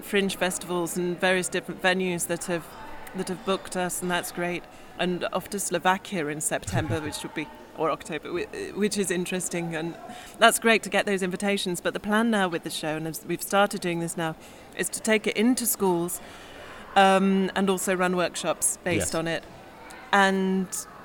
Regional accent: Staffordshire, West Midlands, United Kingdom; I grew up in Staffordshire

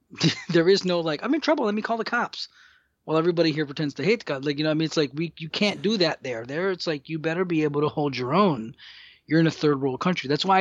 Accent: United States; born there; I'd rather be here than the country of my blood origin, even though I'm... was born here, but I'd rather live here than Dominican Republic

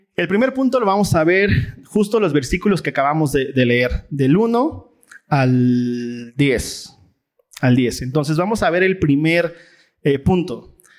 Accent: Mexico; nuestra cultura folclórica mexa

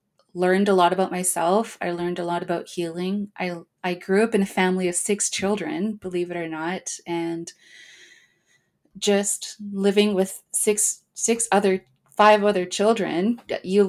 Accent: Vancouver, British Columbia, Canada; I grew up in East

